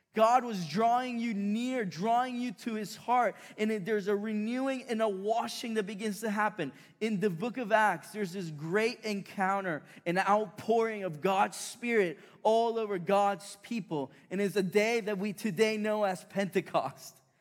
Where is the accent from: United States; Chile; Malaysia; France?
Chile; moved away; I grew up in South America, in Chile